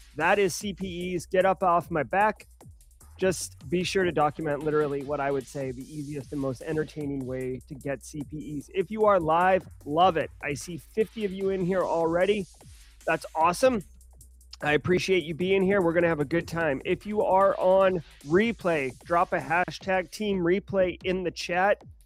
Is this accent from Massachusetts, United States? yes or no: yes; Boston, Massachusetts, United States; I am from Boston, uh, so, like, I have Massachusetts upbringings